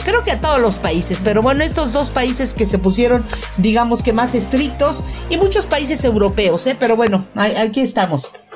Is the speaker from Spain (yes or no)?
no; Mexico; yo soy mexicana